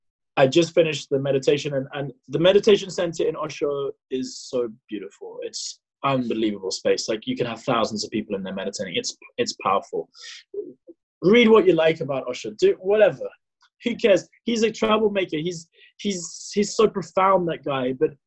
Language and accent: English; South Africa; that as a South African sporting guy, like, that's just not the type of stuff you should be talking about.